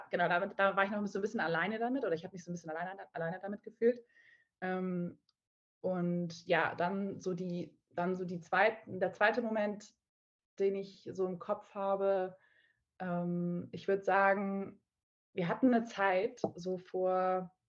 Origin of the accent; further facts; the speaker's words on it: Hamburg, Germany; ich komme ursprünglich aus Hamburg, also äh, in Nordlicht und war aber zehn Jahre lang äh, so ein bisschen auf der Welt unterwegs, in der Welt unterwegs und bin jetzt wieder zu meinen Wurzeln zurückgekehrt und lebe jetzt auch aktuell wieder in Hamburg